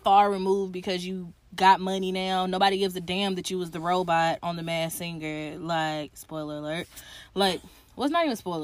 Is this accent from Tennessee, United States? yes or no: yes; Tennessee, United States; I'm from Tennessee